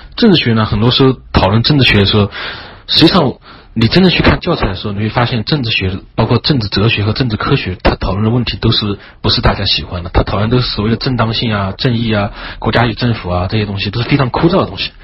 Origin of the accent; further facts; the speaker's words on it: China; 因为我们中国人很讲究实用嘛